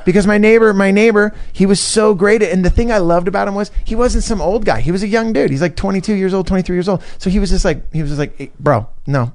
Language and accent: English; Northern California, United States; also born or lived in Los Angeles; I grew up in Northern California